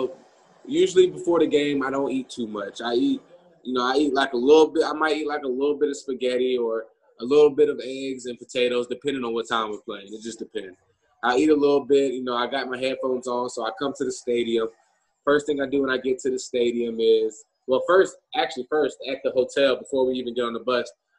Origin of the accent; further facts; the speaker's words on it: Florida, United States; moved away; we're from Florida